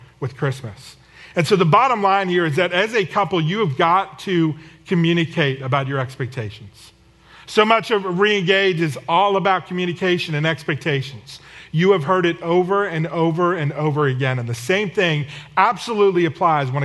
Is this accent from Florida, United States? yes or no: no; the Northeast, New Jersey, United States; moved away; We're from the Northeast, and when my family gets together in New Jersey